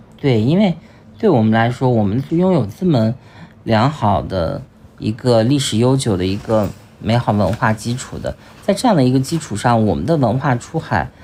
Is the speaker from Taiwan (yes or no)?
no; China; 我们中国人